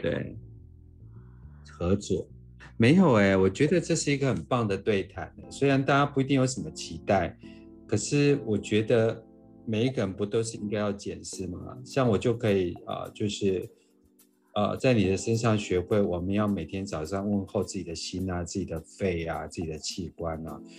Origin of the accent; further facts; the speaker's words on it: Kaohsiung, Taiwan; 我来自于一个医学的家庭，其实我们家三代都是牙医，所以哇。基本上我们家在高中职业已经一百年了